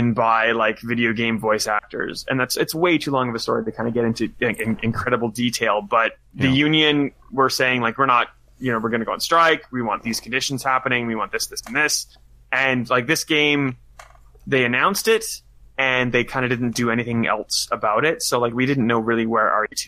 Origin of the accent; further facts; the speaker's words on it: Canada; now in Australia; as a Canadian, I grew up